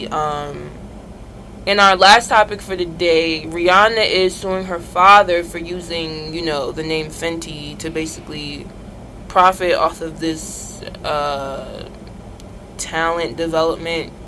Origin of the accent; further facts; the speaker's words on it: Irvington, New Jersey, United States; From Irvington